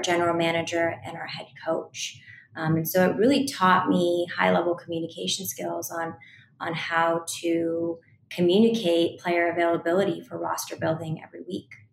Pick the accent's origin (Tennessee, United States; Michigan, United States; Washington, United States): Washington, United States; Seattle; I went on to work a short stint in the WNBA in my hometown in Seattle, Washington